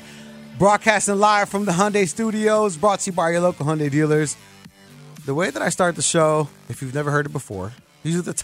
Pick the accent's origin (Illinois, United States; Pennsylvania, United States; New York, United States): Illinois, United States; Chicago; I'm from Chicago